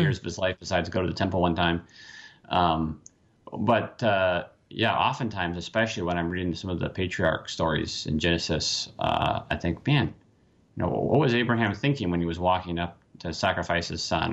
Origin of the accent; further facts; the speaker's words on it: Washington, United States; moved away as an adult; now in Pennsylvania, United States; Washington State, and now I'm, now I'm across the country in P